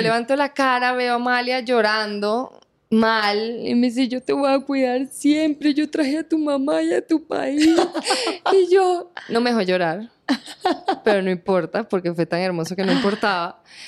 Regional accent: Venezuela; moved away as an adult; now in Colombia; mi tierra, Venezuela

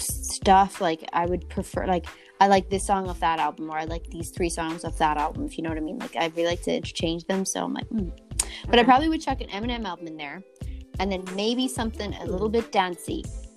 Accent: South Africa; also born or lived in Ireland; So I'm from South Africa, but I'm also from Southern Ireland, so that could work.

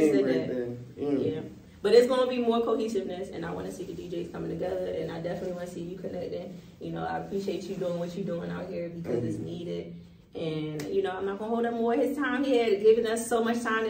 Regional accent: Baltimore, Maryland, United States; So I was born in Baltimore City. West Baltimore City is the, I guess, born and raised element of me.

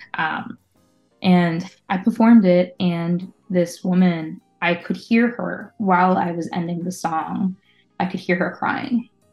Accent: Oakdale, United States; also born or lived in Staten Island, New York City; very shortly after me being born, they moved um, to Oakdale. Um, so that's where I grew up.

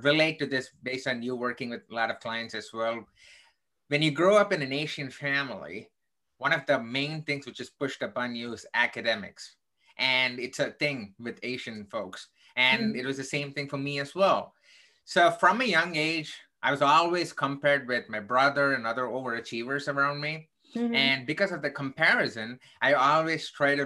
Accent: South India, India; now in United States; I grew up in the southern part of India

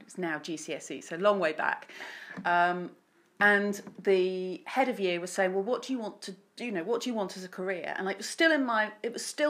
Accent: Bury St Edmunds, East of England, United Kingdom; also born or lived in Essex; I was born in Essex. Although my father is from Bury St Edmunds, so, and we came back here when I was quite young, so I've been in Bury more of my life than anywhere else

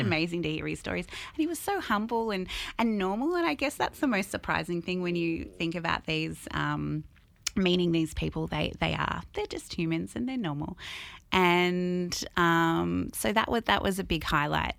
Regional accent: Albury, New South Wales, Australia; also born or lived in Sydney; I moved here when I was five, six years old

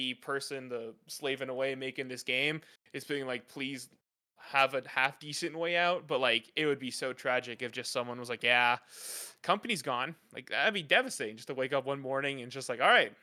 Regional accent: Canada; I'm as a Canadian

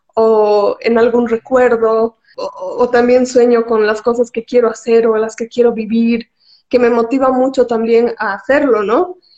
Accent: Cochabamba, Bolivia; also born or lived in La Paz; he nacido en La Paz, hemos nacido en La Paz por el trabajo de mi papá, pero toda nuestra vida viviendo en Cocha, así que creo que soy más cochabambina que cualquier cosa

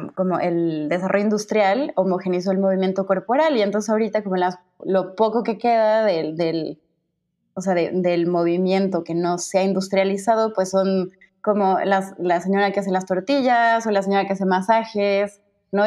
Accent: Cuernavaca, Morelos, Mexico; moved away as an adult; also born or lived in Mexico City / Cancún / Mazatlán / Catalonia, Spain; now in Spain; nací en el DF, pero nunca viví ahí hasta la universidad crecí dos años en Cancún, luego unos años en, Mazatlán y luego ya toda mi vida en Cuerna hasta que me fui en la universidad al, al defectuoso

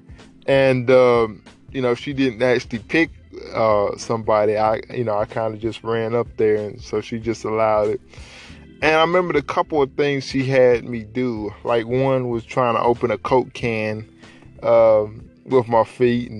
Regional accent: Dalton, Georgia, United States; I'm a Georgia boy, raised right down here in the South.

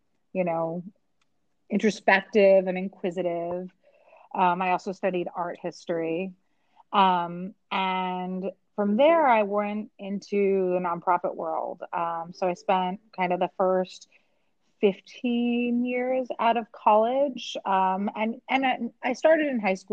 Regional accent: New York City, New York, United States; also born or lived in Mexico; I grew up in Midtown Manhattan

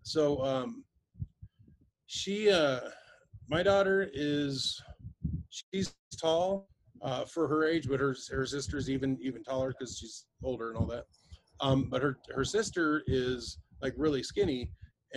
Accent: Arkansas, United States; I was raised in Arkansas

